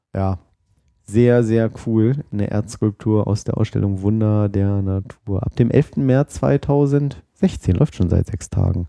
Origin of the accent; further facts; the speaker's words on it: Oldenburg, Lower Saxony, Germany; accent: Hannoverisch, Hochdeutsch; moved away; ich komme ja ursprünglich aus Oldenburg, das ist ja da oben bei Bremen